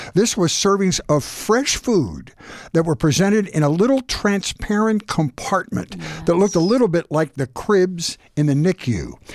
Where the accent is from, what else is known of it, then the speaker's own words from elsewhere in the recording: Philadelphia, Pennsylvania, United States; I was born and raised in Philadelphia